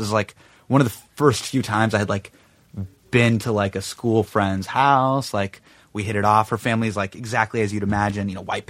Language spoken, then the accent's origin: English; Davis, California, United States; I grew up in Davis. So Davis is kind of like, ruralish.